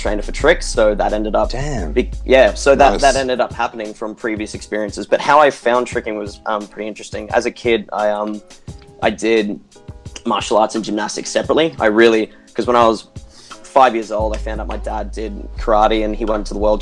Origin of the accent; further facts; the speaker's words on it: Brisbane, Queensland, Australia; I'm 25 and I'm a tricker from Brisbane, Australia